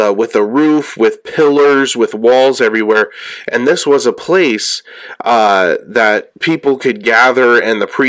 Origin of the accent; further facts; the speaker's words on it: California, United States; I'm from California